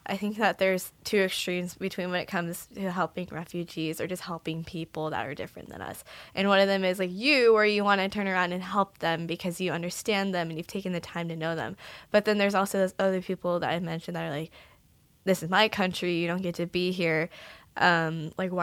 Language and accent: English; Central Valley, California, United States; moved away as an adult; now in Hawaii, United States; I'm from the Central Valley